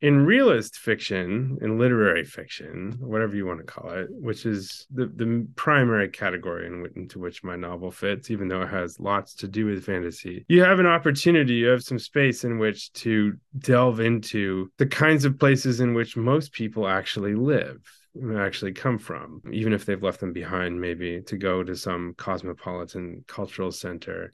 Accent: Cincinnati, Ohio, United States; moved away as an adult; also born or lived in Boston / Chicago; I grew up in Cincinnati. I went to college there

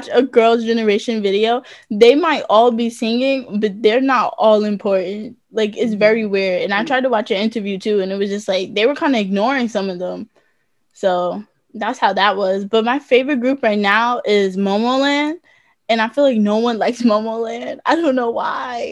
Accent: United States

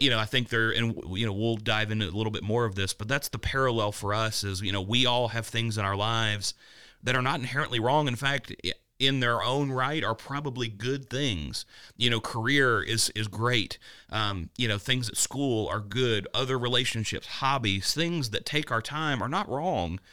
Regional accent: Danville, Kentucky, United States; my hometown of Danville, Kentucky

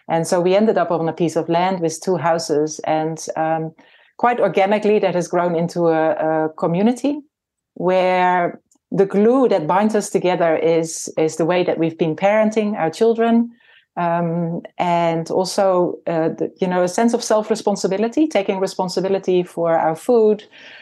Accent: Netherlands; moved away as an adult; also born or lived in Nelson, New Zealand; now in New Zealand; I was born in the Netherlands and my husband and I came to New Zealand in 1995

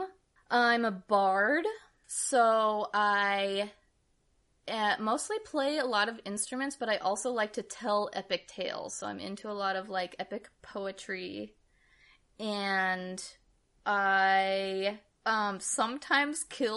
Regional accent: Seattle, Washington, United States; I grew up in suburbs of Seattle

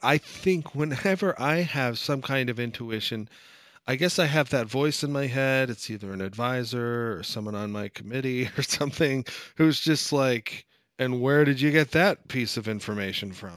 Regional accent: United States; I'm American

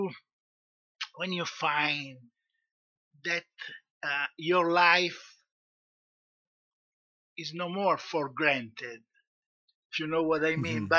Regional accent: Italy; from Italy

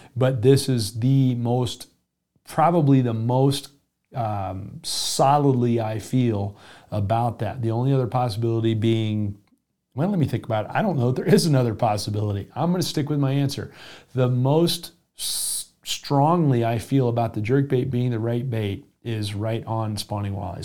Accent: South Florida, United States; moved away; also born or lived in the West; I grew up in South Florida

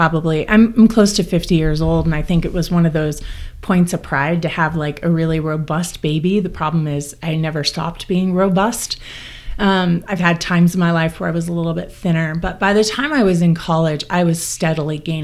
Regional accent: Corvallis, Oregon, United States; I'm from Corvallis, Oregon

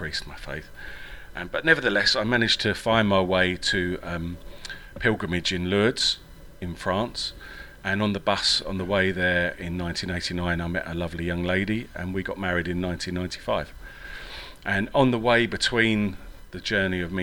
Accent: England, United Kingdom; accent: English; also born or lived in Ireland; I went to a Jesuit grammar school in England

